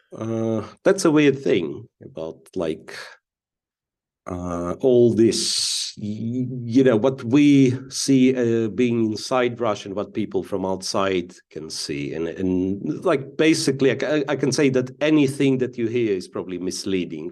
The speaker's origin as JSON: {"language": "English", "town": "Donetsk", "region": "Donetsk Oblast", "country": "Ukraine", "moved": "as an adult", "said": "I come from Donetsk, Ukrainian city of Donetsk, to be, well, specifically clear, And I left, uh, from, uh, back then, like, fully functional Donetsk Airport and never, in two thousand fourteen, and never been back since."}